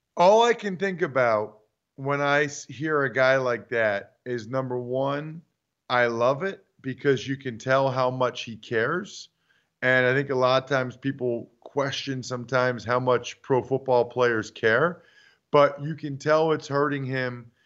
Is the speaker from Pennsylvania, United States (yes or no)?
yes; Reading, Pennsylvania, United States; moved away; my hometown newspaper, Redding Eagle dot